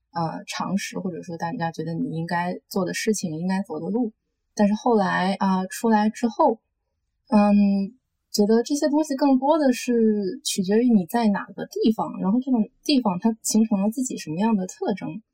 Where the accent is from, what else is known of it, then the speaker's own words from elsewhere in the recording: Tianjin, China; moved away; also born or lived in Los Angeles, United States; 我小时候在天津